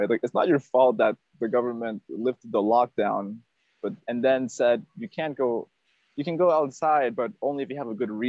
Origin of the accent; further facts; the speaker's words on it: Peru; born there; Like if you go to like the country where I was born in Peru, like people are not that tall.